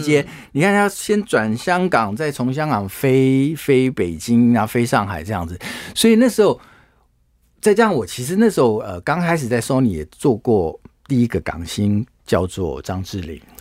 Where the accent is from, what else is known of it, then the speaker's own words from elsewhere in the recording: Taiwan; also born or lived in Hong Kong; 我们台湾人